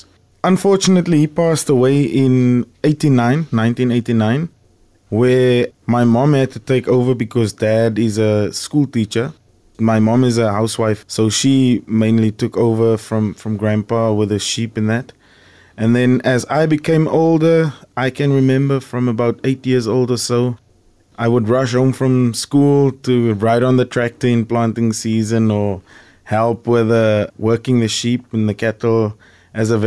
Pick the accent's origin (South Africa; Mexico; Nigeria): South Africa; Saron, Western Cape; growing up in Saron